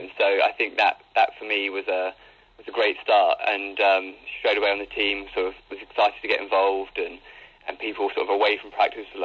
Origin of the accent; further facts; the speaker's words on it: England, United Kingdom; moved away as an adult; now in United States; towards the end of my high school back in England